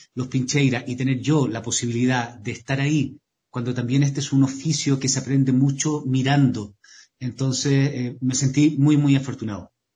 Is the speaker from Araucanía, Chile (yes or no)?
yes; Temuco, Araucanía, Chile; yo soy, soy sureño, soy de la novena región, soy de Temuco.